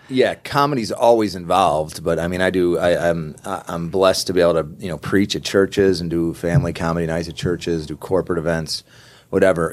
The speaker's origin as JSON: {"language": "English", "region": "upstate New York", "country": "United States", "tie": "born or raised there", "said": "I grew up in New York, right, upstate New York"}